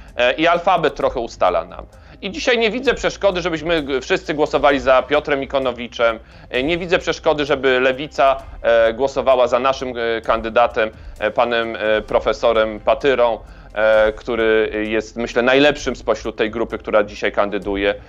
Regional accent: Kraków, Lesser Poland, Poland; razem jesteśmy z Krakowa

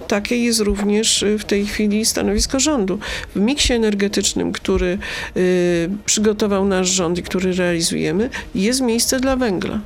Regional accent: Brzeszcze, Lesser Poland, Poland; kopalnię Brzeszcze z mojej rodzinnej miejscowości

